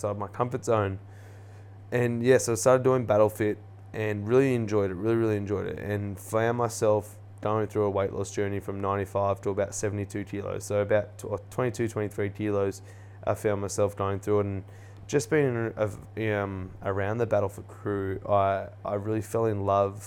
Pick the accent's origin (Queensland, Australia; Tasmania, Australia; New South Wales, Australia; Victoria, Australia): New South Wales, Australia; Erina; I grew up on the Central Coast playing, you know, sport, went to a school called Central Coast Adventist School in the Erina there